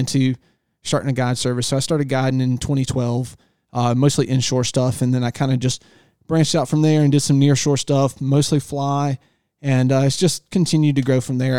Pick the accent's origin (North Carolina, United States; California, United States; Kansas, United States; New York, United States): North Carolina, United States; Northeastern; also born or lived in Virginia Beach, Virginia; I was born in Virginia Beach, and we moved to East, Northeastern North Carolina, uh, on the Chowon River in the Albemarle Sound when I was three years old